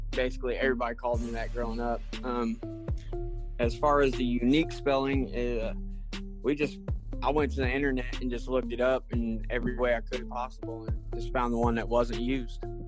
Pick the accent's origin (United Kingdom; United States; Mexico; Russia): United States; Indiana; I'm from Indiana, Midwest.